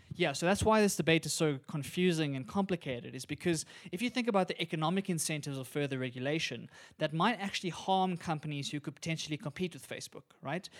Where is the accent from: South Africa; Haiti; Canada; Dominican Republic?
South Africa; As a South African